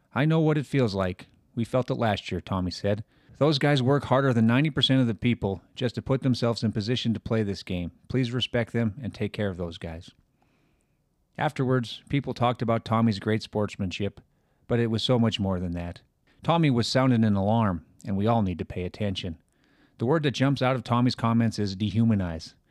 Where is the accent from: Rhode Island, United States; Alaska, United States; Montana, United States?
Montana, United States; Butte; I grew up in Butte, which is pretty much halfway between the schools